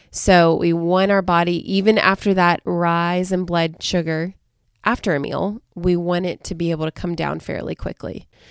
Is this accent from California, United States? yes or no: no; Southern Alabama, United States; I'm from Southern Alabama, right on the coast